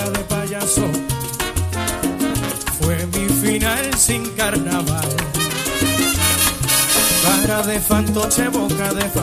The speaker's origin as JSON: {"language": "Spanish", "town": "Carolina", "country": "Puerto Rico", "tie": "born or raised there", "said": "De Carolina, de Carolina."}